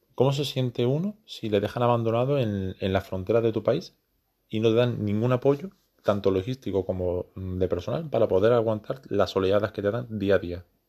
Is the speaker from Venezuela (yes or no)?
no; Spain; soy español